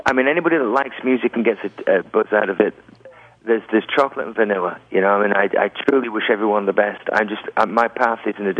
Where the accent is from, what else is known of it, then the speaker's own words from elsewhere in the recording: England, United Kingdom; I'm English.